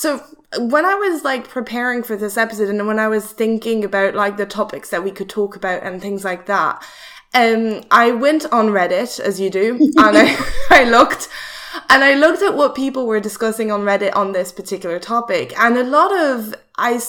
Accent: France; English is a second language; I grew up in France and I became fluent in English.

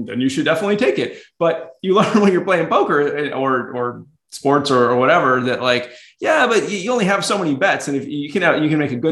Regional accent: Atlanta, Georgia, United States; moved away as an adult; also born or lived in Boston, Massachusetts; I was born in Atlanta, Georgia. So originally from the South, but moved up to the Northeast early in my career for grad school

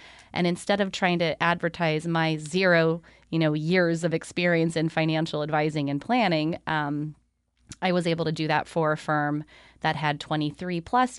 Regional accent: California, United States; I grew up in Central California, and okay. I grew up at a lake.

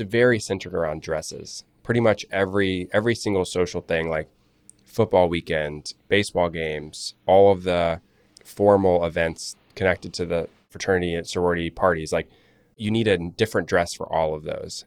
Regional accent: Charlotte, North Carolina, United States; creating websites for lawyers and other small businesses in Charlotte all through growing up. I'm from Charlotte, North Carolina

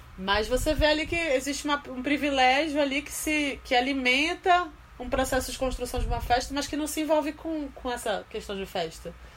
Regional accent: Pará, Brazil; now in São Paulo, Brazil

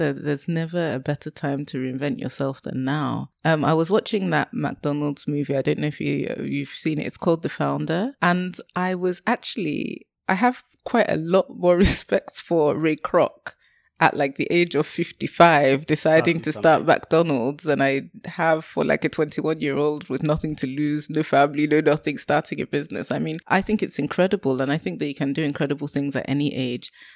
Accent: Lowestoft, East of England, United Kingdom; moved away; I'm from Lowestoft. I grew up in Lowestoft.

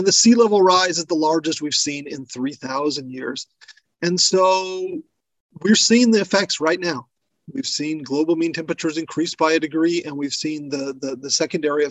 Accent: American Southwest, United States; I come from the American Southwest, where drought is nothing novel

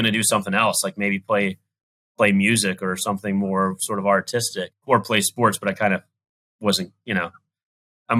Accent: Southern West Virginia, United States; I grew up in West Virginia, in Southern West Virginia, and, you know, had a wonderful, wonderful childhood

